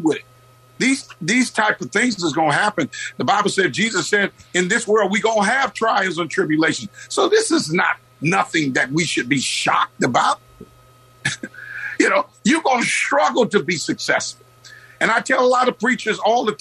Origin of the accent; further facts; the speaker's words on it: Oakland, California, United States; I grew up in the West Oakland area in two sets of projects, and we used to walk here